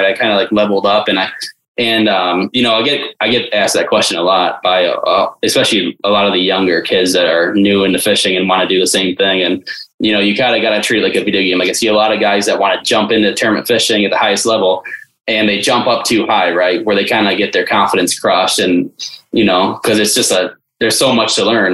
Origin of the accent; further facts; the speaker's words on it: Detroit, Michigan, United States; I grew up in Metro Detroit, still live there today.